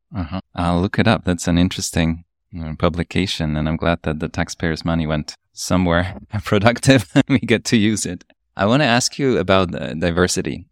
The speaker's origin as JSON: {"language": "English", "country": "Poland", "tie": "born or raised there", "also_born_or_lived": "Upper East Side, New York", "moved": "yes", "lives_now": "New York, United States", "said": "I grew up in Poland"}